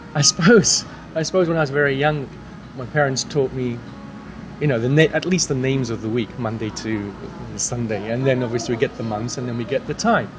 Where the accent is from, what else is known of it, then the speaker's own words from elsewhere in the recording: King's Lynn, East of England, United Kingdom; I come from England, a place called King's Lynn